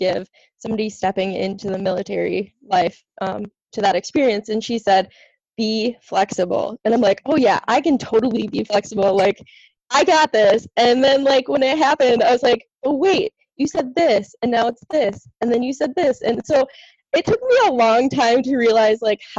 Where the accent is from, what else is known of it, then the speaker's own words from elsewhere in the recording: Wisconsin, United States; moved away as an adult; also born or lived in Minnesota; now in New York, United States; I was born and raised in Wisconsin